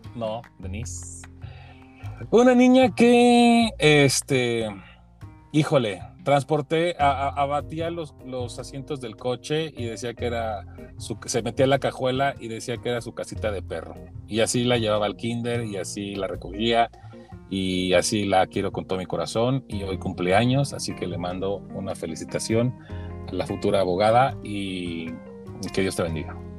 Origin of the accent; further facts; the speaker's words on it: Mexico; como mexicanos